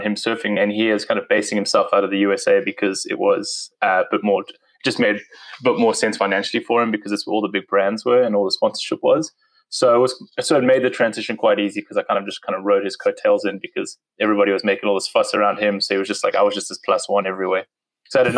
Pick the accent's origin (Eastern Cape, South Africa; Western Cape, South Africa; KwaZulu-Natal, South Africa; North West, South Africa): Western Cape, South Africa; Cape Town; accent: South African; moved away as an adult; also born or lived in Durban; now in United States; So I moved in 2009 from South Africa. I grew up in Cape Town, which is kind of the most southern part.